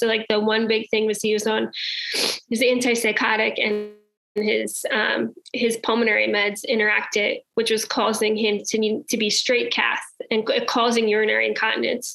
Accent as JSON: {"language": "English", "region": "New Jersey", "country": "United States", "said": "I am from New Jersey"}